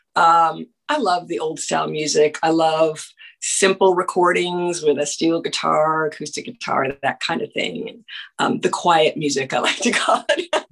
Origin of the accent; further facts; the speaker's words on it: Canada; moved away; I'm from Canada